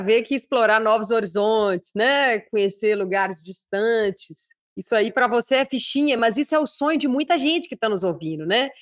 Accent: Minas Gerais, Brazil; Eu, como uma boa mineira

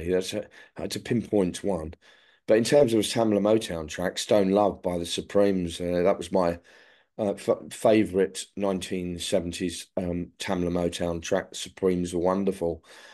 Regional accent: London, United Kingdom; I was born in the 60s. I grew up in the 1970s. What was London like? Exciting.

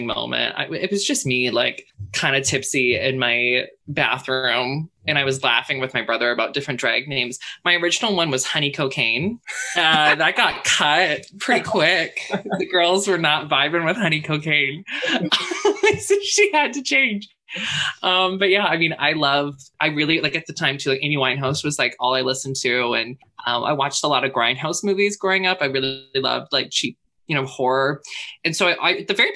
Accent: Squamish, British Columbia, Canada; growing up in Squamish

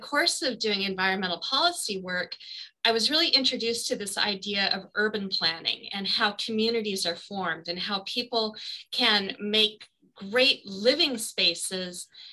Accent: Four Corners area, Colorado, United States; moved away as an adult; also born or lived in Denver, Colorado; now in Hawaii, United States; I'm originally from Colorado. So the Four Corners area, which is the Southwest where Colorado, Utah, Arizona, and New Mexico meet

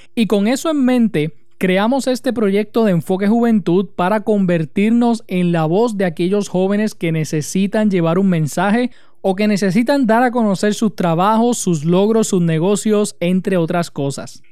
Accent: Utuado, Puerto Rico; de mi pueblo de Utuado

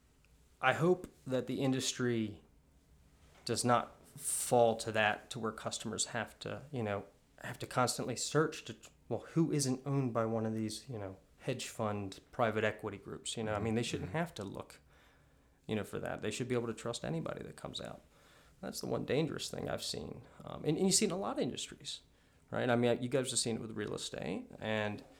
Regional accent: Maryland, United States; now in Savannah, United States; I grew up in Maryland

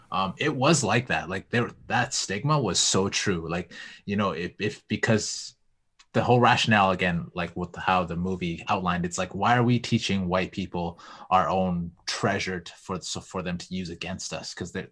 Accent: Vancouver, British Columbia, Canada; now in Edmonton, Canada; Like, I grew up in Vancouver, and me being in Edmonton right now

